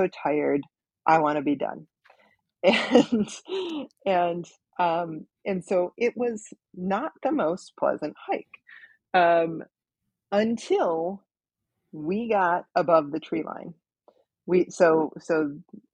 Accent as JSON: {"language": "English", "region": "Minnesota", "country": "United States", "said": "we're all from Minnesota."}